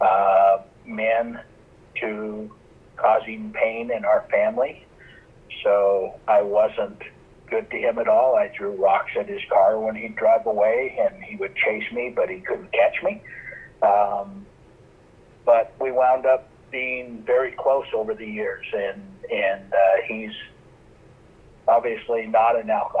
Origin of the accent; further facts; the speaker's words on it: Utah, United States; also born or lived in California; I was born in California, grew up mostly in Utah.